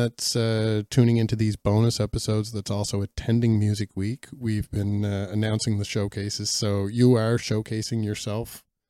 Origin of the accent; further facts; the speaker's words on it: Canada; I don't know French myself, so I'm embarrassed by that as a Canadian